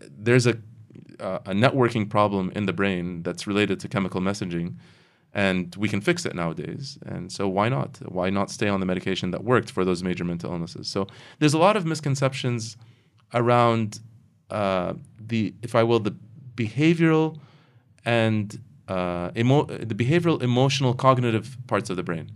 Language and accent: English; United States; now in Kuwait; I grew up in the United States